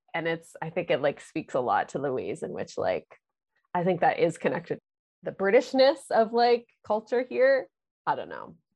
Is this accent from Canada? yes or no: yes; Kingston, Ontario, Canada; now in Toronto, Canada; I grew up in Kingston, Ontario